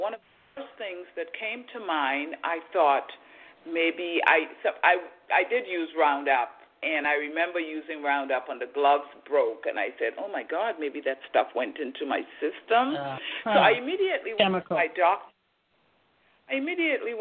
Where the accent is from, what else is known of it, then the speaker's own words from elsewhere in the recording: Trinidad & Tobago; also born or lived in Boston, Massachusetts, United States; now in United States; I was born in Trinidad. I came to the United States in 1970, and I'm still here